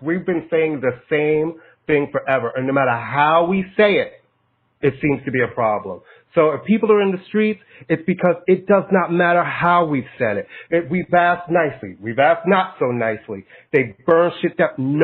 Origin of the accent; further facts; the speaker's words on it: United States; I'm American. I love America. This is the only place I've ever lived.